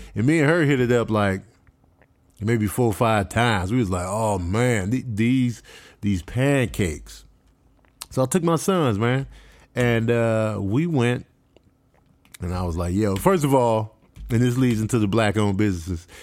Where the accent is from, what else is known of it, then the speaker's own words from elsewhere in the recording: Chicago, Illinois, United States; moved away; also born or lived in Clovis, New Mexico / Las Cruces, New Mexico; growing up in Chicago, I always had my armor on